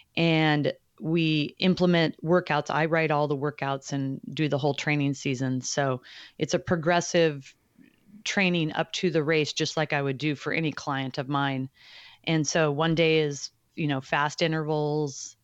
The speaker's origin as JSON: {"language": "English", "region": "Alaska", "country": "United States", "tie": "born or raised there", "said": "I grew up on the West Coast, in Alaska specifically."}